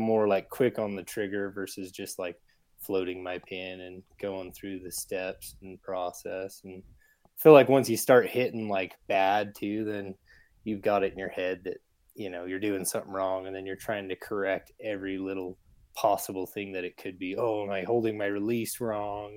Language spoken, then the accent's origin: English; Salt Lake City, Utah, United States; I'm from Salt Lake, Utah. I'm born and raised here